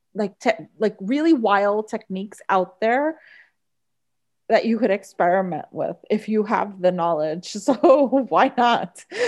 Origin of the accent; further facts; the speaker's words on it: Bayonne, New Jersey, United States; we grew up in Bayonne